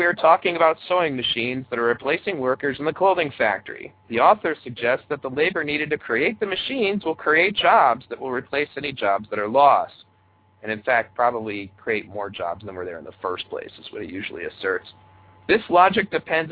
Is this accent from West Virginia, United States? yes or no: no; Michigan, United States; my home state of Michigan